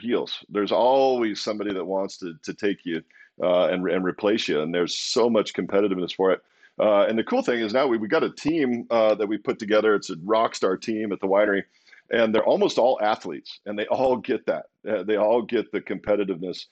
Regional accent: Walla Walla, Washington, United States; also born or lived in Pullman, Washington; so I grew up in Walla Walla, this little tiny little town, middle of nowhere.

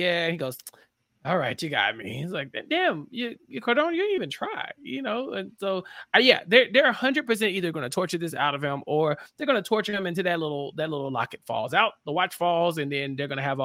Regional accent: United States; I'm American made

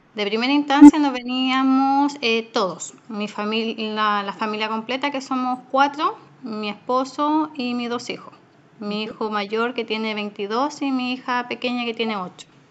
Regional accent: Chile; moved away as an adult; now in Australia

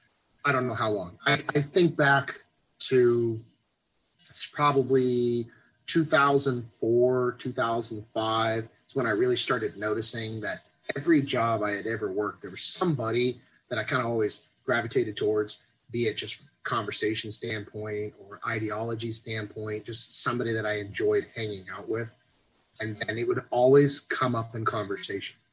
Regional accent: Texas, United States; born and raised in Texas

